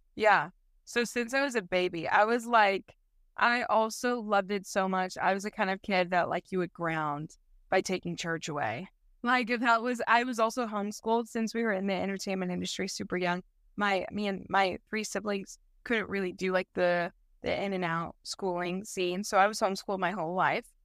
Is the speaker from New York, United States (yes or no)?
no; St. Louis, Missouri, United States; I grew up in St. Louis, uh, Missouri, so Midwest gal